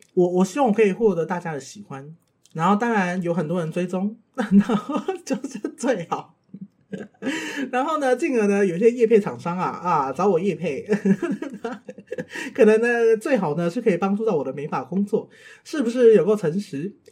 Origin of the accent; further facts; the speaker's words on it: Tainan, Taiwan; 我来自台南，出生于一个再平凡不过的台南乡村